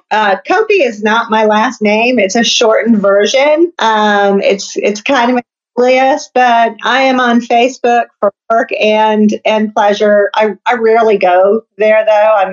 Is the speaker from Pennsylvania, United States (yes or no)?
no; Detroit, Michigan, United States; now in US South; Detroit, Michigan originally. Oh, okay. So I'm a Yankee, uh, okay. Uh, but I, know I'm in the South now